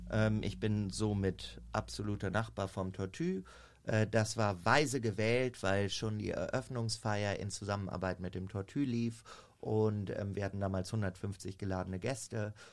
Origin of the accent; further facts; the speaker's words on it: Minden, North Rhine-Westphalia, Germany; ich komme aus Minden. Das liegt zwischen Bielefeld und Hannover. Bin mhm. da tatsächlich auf dem Bauernhof groß geworden.